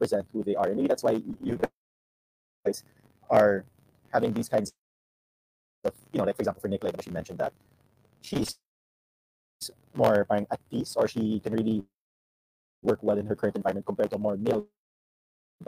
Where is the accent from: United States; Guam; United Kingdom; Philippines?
Philippines; growing up, we're all from the Philippines